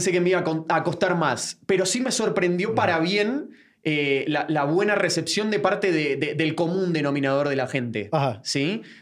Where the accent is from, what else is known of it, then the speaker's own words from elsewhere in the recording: Buenos Aires, Argentina; moved away as an adult; now in Guatemala City, Guatemala; Yo soy de Floresta, exactamente.